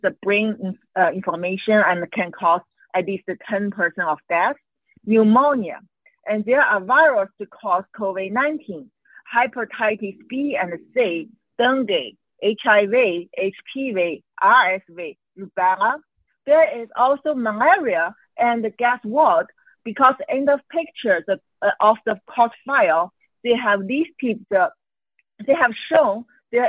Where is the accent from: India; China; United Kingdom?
China; Qingdao, Shandong; English is a second language; moved away; also born or lived in Hong Kong; Qingdao, which is by accident my hometown